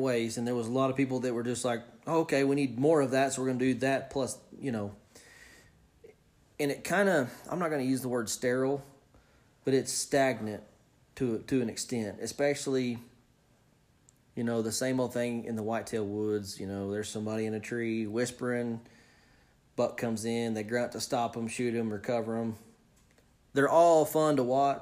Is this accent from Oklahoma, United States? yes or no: yes; Oklahoma, United States; I'm coming from Oklahoma